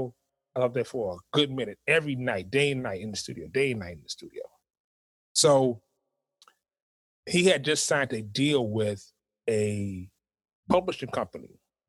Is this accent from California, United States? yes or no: no; Harlem, New York, United States; I'm from Harlem. I don't know you.